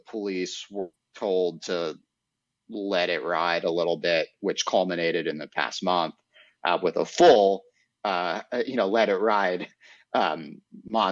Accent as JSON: {"language": "English", "town": "New York City", "region": "New York", "country": "United States", "tie": "born or raised there", "moved": "as an adult", "lives_now": "Florida, United States", "said": "growing up in Manhattan and in apartment buildings"}